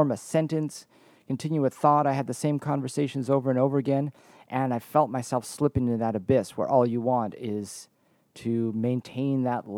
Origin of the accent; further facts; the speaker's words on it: Canada; moved away as an adult; also born or lived in Washington / Oregon / California / Nevada; my home country of Canada